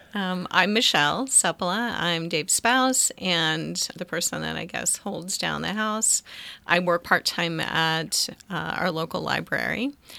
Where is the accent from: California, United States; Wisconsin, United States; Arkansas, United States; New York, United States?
Arkansas, United States; moved away; I grew up on a farm. I'm, I was born in Arkansas